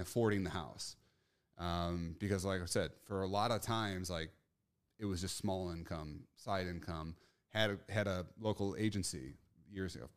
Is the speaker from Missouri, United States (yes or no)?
yes; St. Louis, Missouri, United States; I'm from Saint Louis, Missouri